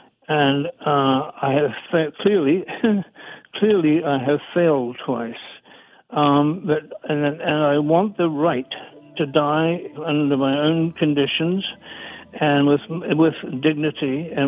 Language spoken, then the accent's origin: English; New Zealand; born there; I'm an international journalist. I was born in New Zealand, but I've spent most of my time in many other countries.